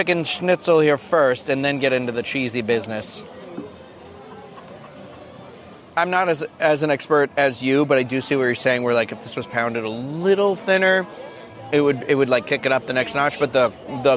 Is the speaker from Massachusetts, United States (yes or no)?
yes; Massachusetts, United States; now in Florida, United States; I'm from Massachusetts.